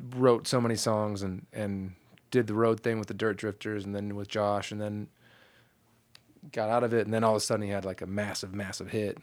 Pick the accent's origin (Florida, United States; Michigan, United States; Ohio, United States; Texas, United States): Michigan, United States; Kalamazoo; moved away as an adult; also born or lived in Chicago, Illinois; now in Nashville, United States; born in Chicago, so I claim Chicago. My whole family's from Chicago, and then I grew up in Southwest Michigan, which is halfway between Chicago and Detroit.